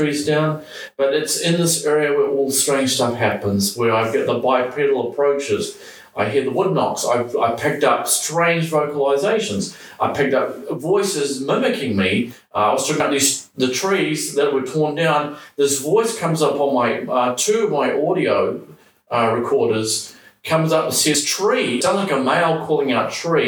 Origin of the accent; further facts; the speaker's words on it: New Zealand; moved away as an adult; I grew up here in New Zealand